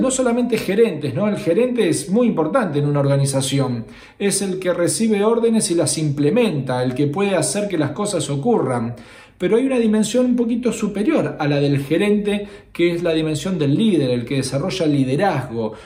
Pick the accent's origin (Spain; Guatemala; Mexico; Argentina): Argentina; Unámonos como argentinos